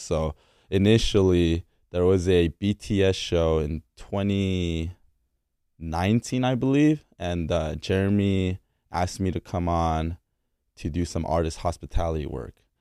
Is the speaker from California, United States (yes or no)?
yes; La Mirada, California, United States; also born or lived in Korea / Fullerton, California; I was born in Korea and I moved out here with my, my, my dad, my mom, and my sister in ninety-eight. to La Mirada, California